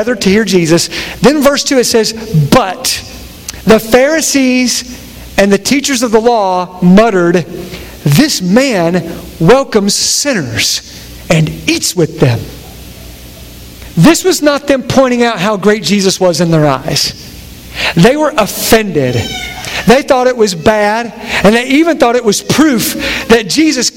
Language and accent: English; Harlan County, Kentucky, United States; now in Cincinnati area, United States; I'm from Harlan County, where mullets are still alive and well